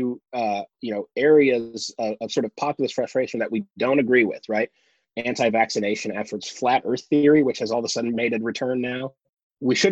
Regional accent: Michigan, United States; where I grew up in Michigan

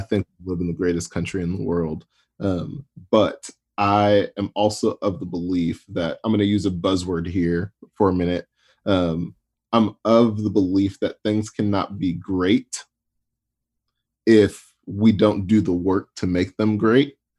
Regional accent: Atlanta, Georgia, United States; I grew up in Atlanta

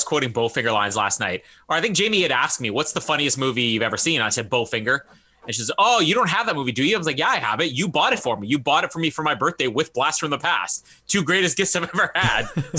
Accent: Canada; That's like me as a Canadian who can't ski.

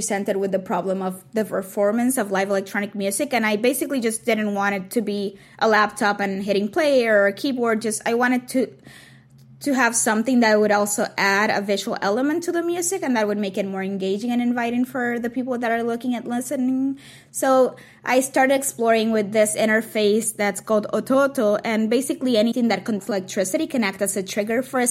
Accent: Puerto Rico; moved away; being surrounded by drag queens when I was growing up in Puerto Rico

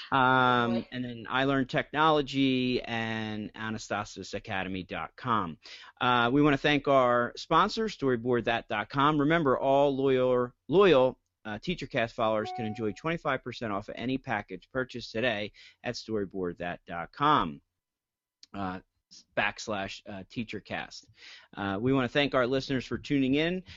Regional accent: New Jersey, United States; I'm from New Jersey

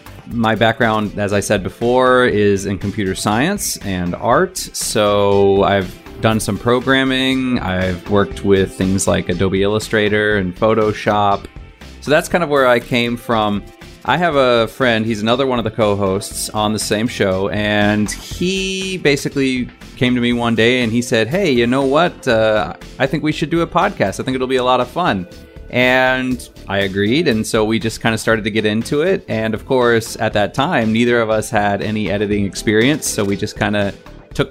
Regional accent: Virginia, United States; moved away as an adult; now in Taiwan; I am originally from Virginia in the USA.

